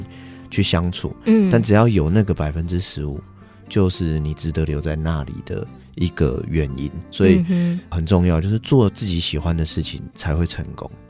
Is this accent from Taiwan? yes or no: yes; Hsinchu, Taiwan; 我们到台北的时候，我们就看新竹的轮廓好清楚。嗯、我的家乡是长那样。嗯、那我回到新竹以后，我就看到台北这个城市